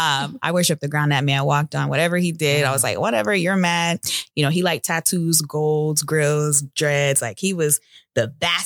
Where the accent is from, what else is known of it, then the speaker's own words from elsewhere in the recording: United States; born there; And he was the only one that was born in America. And then I was born in America.